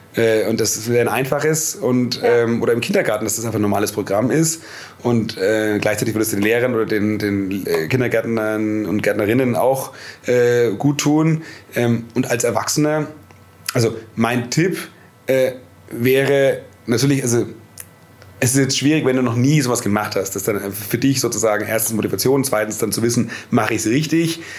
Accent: Nuremberg, Bavaria, Germany; Heimatstadt Nürnberg

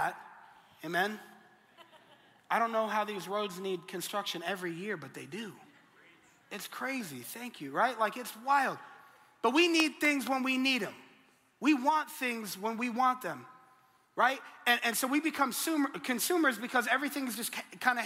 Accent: Colorado, United States; moved away; I'm originally from Colorado and I'm a Denver Broncos fan

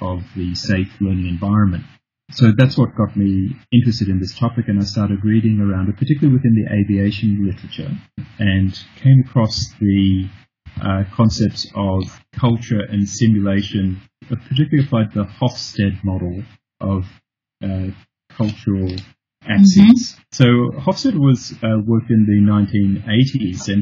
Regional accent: Australia; moved away as an adult; also born or lived in United Kingdom / Tanzania / Hong Kong; I'm originally from Australia, and I've just recently returned to Australia after 30 years abroad.

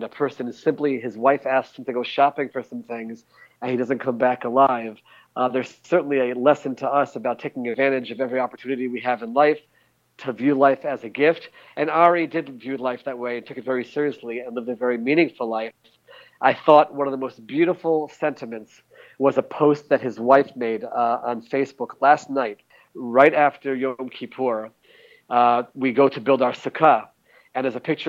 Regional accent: Maryland, United States; now in Israel; I'm from Maryland

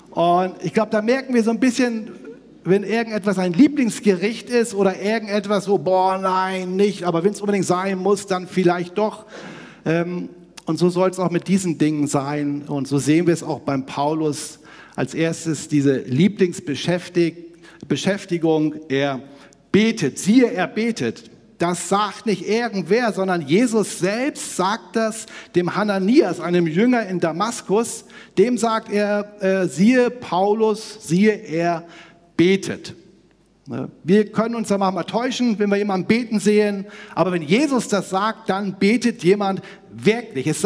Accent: Northern Germany, Germany; ich komme ja aus Hamburg-Bremen da oben

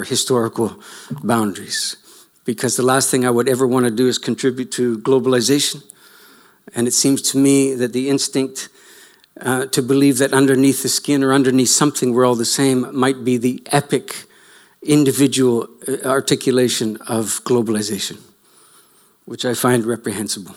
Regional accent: Canada

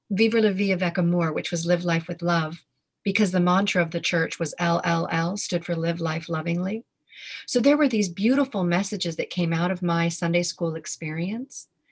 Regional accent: Victoria, British Columbia, Canada; I grew up in Victoria, BC

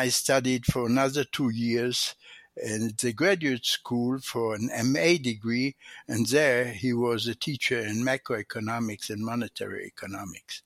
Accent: Tel Aviv, Tel Aviv District, Israel; English is a second language; I grew up in Tel Aviv, Israel, Palestine at the time

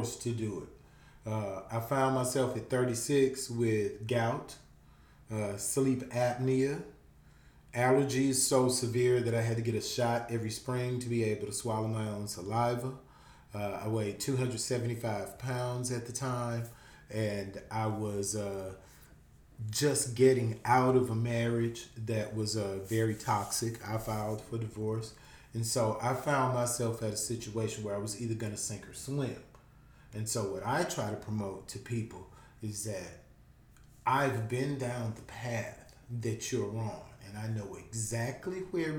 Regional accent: Louisiana, United States; We're from Louisiana

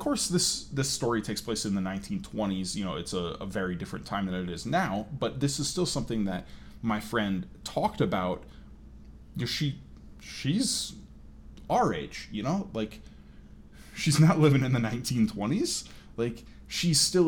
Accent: Fort Collins, Colorado, United States; also born or lived in New York; Fort Collins, where I basically grew up after I moved from New York

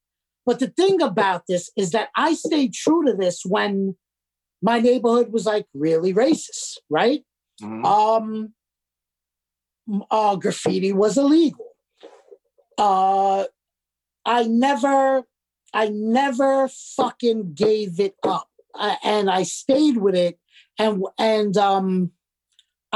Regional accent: New York City, New York, United States; moved away as an adult; also born or lived in Arizona / Florida; now in Western Massachusetts, United States; I'm from Bensonhurst, Brooklyn

